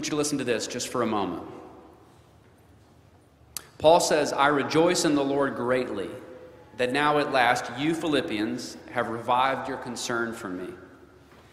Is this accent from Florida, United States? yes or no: no; North Alabama, United States; I'm from North Alabama, the New South